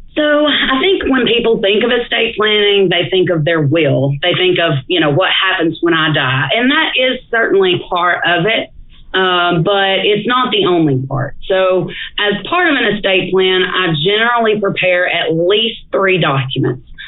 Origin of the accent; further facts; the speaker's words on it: DeKalb County, Alabama, United States; also born or lived in Chattanooga, Tennessee; I am from DeKalb County, which is in the northeast corner of the state